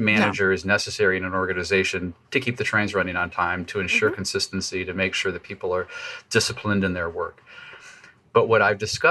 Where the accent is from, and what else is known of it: United States